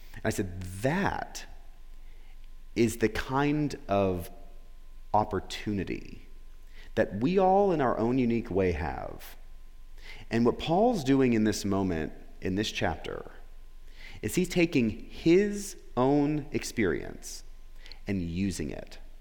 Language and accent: English; Florida, United States; moved away as an adult; also born or lived in Memphis; I was back where I grew up in Florida